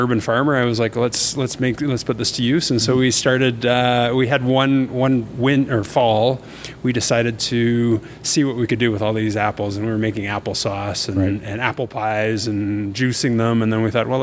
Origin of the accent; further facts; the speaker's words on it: Cranbrook, British Columbia, Canada; now in Calgary, Canada; I'm from BC, Cranbrook